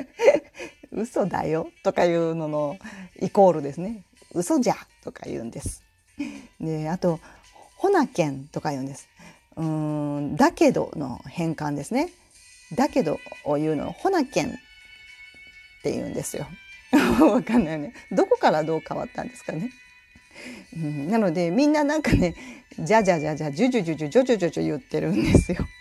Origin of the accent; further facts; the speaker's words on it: Tokushima, Japan; accent: Tokushima dialect mixed with standard and Kansai; moved away as an adult; also born or lived in Tokyo; now in Kansai, Japan; 私はもともと徳島出身で大学が東京に行ったので徳島弁と標準語そして今関西なので関西弁って言って